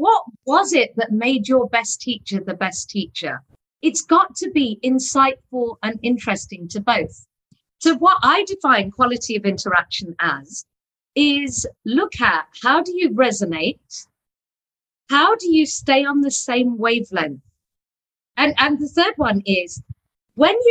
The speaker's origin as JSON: {"language": "English", "region": "England", "country": "United Kingdom", "tie": "born or raised there", "also_born_or_lived": "Eastern Europe", "moved": "as an adult", "lives_now": "Pune, India", "said": "I was born in England."}